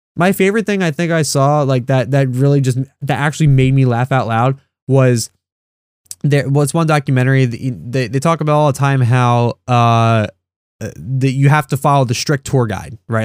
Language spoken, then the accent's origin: English; United States; I'm used to being an American, that's all I know. I've never even left the country